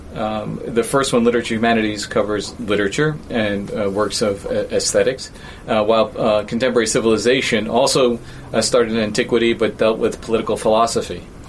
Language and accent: English; New York, United States; moved away; I, grew up in New York, uh, as you probably know and can tell by my accent